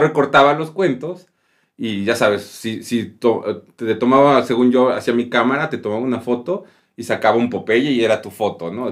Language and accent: Spanish; Mexico; es mi país y, pues, lo adoro, ¿no? Yo a mí me encanta estar aquí en México